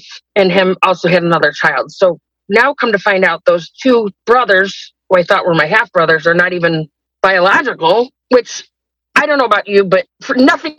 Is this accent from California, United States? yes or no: no; Rochester, New York, United States; I am 49, and I am from Rochester, New York.